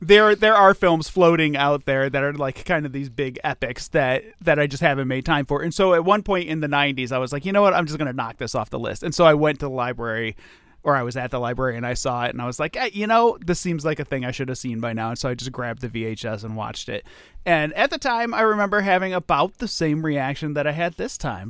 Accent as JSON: {"language": "English", "country": "United States", "said": "as an American"}